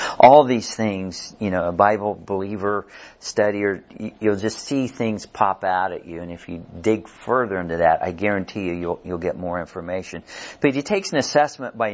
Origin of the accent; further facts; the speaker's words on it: Kansas City, Missouri, United States; Carrie and I, we grew up over in Kansas City, south side of Kansas City